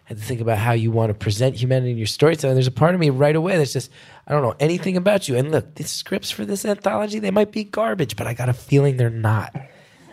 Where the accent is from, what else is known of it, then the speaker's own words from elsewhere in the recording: New York City, New York, United States; as a New Yorker